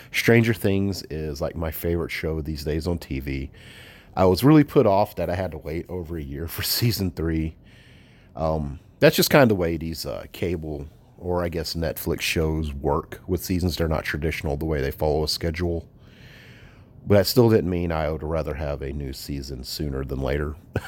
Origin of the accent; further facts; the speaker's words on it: the South, United States; I'm from the South, so of course I love shooting fireworks.